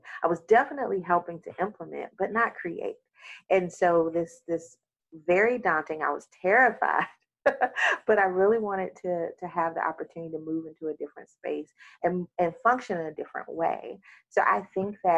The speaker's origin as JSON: {"language": "English", "town": "Mobile", "region": "Alabama", "country": "United States", "said": "originally I'm from Mobile, Alabama, but a number of my family grew up in Choctaw County"}